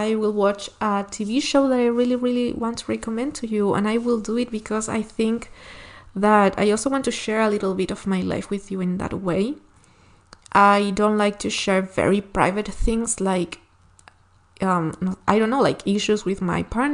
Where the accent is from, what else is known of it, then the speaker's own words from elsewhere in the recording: Chile; first language Spanish; English is a second language; from Chile